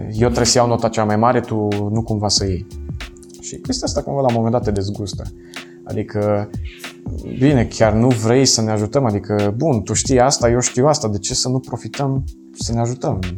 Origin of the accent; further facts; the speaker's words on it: Moldavia, Romania; now in Cluj-Napoca, Romania; mulți dintre noi aleg uh, Clujul, care sunt din Moldova, și pentru că vor să aibă un pic mai multă libertate de părinți.